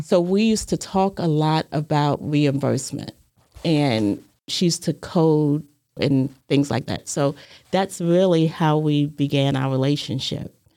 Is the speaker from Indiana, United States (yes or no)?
no; Hampton, Virginia, United States; moved away as an adult; also born or lived in New York; now in Chattanooga, United States; I was born in Hampton, Virginia, and I grew up there.